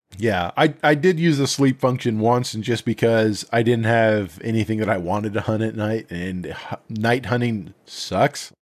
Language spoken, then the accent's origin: English; Montana, United States; moved away; I grew up in Montana.